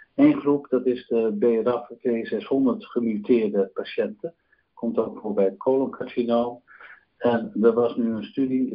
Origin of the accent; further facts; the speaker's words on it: Netherlands; wij als Nederlanders